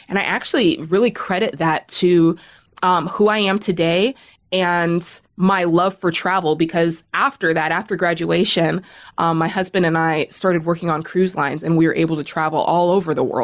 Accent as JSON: {"language": "English", "town": "Cheney", "region": "Washington", "country": "United States", "tie": "born or raised there", "also_born_or_lived": "Spokane", "said": "So I was born in Spokane, Washington, um, and lived in a small town outside of Spokane called Cheney. So if anybody's ever heard of that, shout out to Cheney, Washington"}